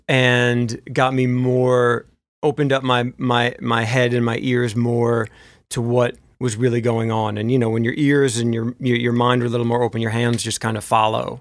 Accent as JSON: {"language": "English", "region": "New Jersey", "country": "United States", "also_born_or_lived": "Memphis", "moved": "as an adult", "said": "I'm from New Jersey"}